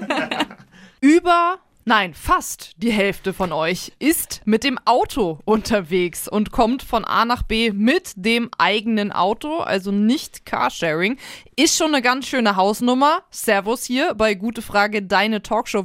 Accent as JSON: {"language": "German", "town": "Hanover", "region": "Lower Saxony", "country": "Germany", "moved": "yes", "lives_now": "Nuremberg, Germany", "said": "sowohl in Nürnberg, der Stadt, in der wir leben, als auch äh, Hannover, die Stadt, wo ich herkomme"}